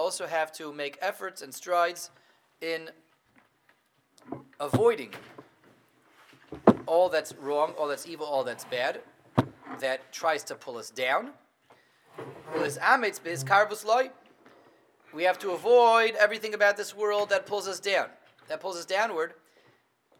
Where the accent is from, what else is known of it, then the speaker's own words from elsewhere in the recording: Denver, Colorado, United States; I grew up in Denver